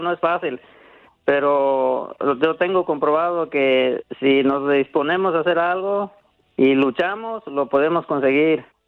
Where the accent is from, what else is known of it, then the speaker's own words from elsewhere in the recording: Susupuato, Michoacán, Mexico; now in United States; Yo soy de un lado de Zitácuaro, Michoacán, el municipio, es municipio de Susupuato